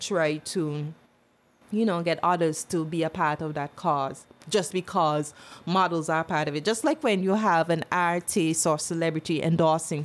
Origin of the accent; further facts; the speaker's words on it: St. Kitts & Nevis; also born or lived in British Virgin Islands; People think I'm not born here, but I was born in St. Kitts. But I didn't live here until I was five